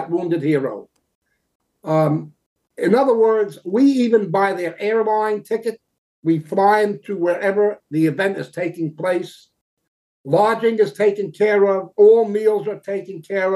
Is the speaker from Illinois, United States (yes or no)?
no; New York City, New York, United States; moved away as an adult; also born or lived in Toms River, New Jersey; now in Florida, United States; I'm originally from Brooklyn, New York, born and raised